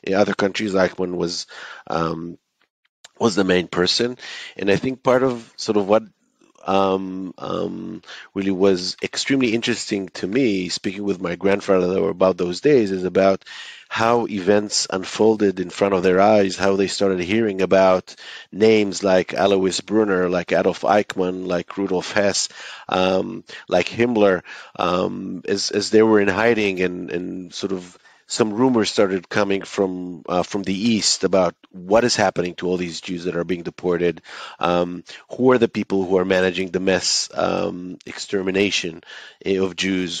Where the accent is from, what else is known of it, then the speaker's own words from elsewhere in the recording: Israel; a student growing up in Israel